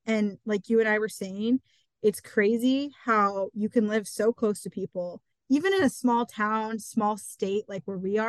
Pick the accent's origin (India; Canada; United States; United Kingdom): United States; Eastern Iowa; I've only lived in my small town. You know, I'm from Eastern Iowa. Everywhere I've lived has really been a small town, but currently I live in the smallest town that I've lived in.